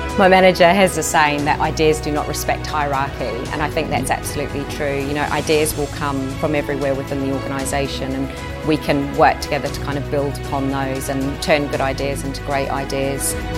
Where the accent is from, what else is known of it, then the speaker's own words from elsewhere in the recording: New Zealand; moved away as an adult; now in United Kingdom; I grew up in New Zealand.